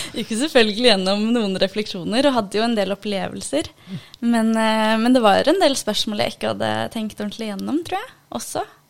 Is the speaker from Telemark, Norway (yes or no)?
yes; Ulefoss, Telemark, Norway; er opprinnelig fra Iran, men er født og oppvokst i Norge. På en liten plass som heter Ulefoss.